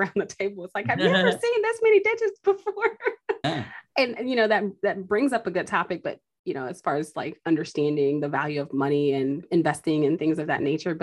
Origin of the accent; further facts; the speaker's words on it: Chicago, Illinois, United States; I'm actually from Chicago, so my neck of the woods